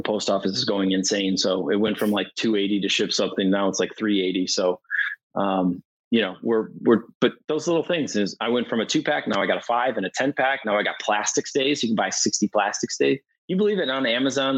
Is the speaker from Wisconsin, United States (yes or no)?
yes; Milwaukee, Wisconsin, United States; I'm from Milwaukee